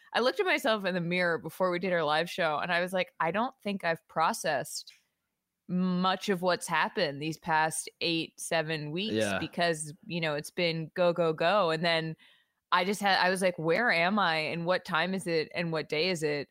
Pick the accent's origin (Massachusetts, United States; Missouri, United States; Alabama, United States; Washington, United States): Massachusetts, United States; outside of Boston; I grew up outside of Boston